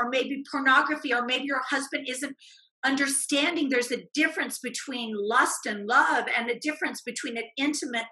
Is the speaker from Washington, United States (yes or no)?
no; Indiana, United States; moved away as an adult; also born or lived in Arizona; I was driving home from the University of Arizona to Indiana, where I grew up